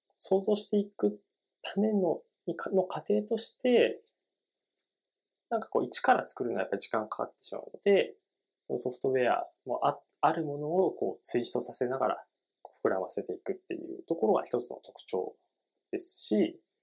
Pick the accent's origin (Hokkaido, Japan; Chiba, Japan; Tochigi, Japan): Tochigi, Japan; 僕も、あの、栃木の出身で結構田舎なので